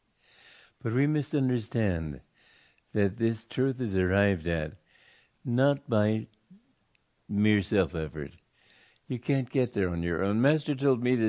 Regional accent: Romania; I was born in Romania

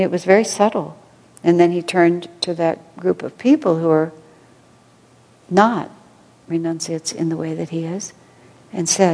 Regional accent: United States; moved away as an adult; I'm American

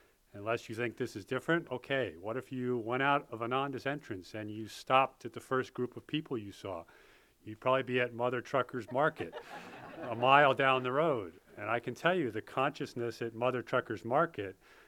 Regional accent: Poughkeepsie, New York, United States; I grew up in Poughkeepsie, New York

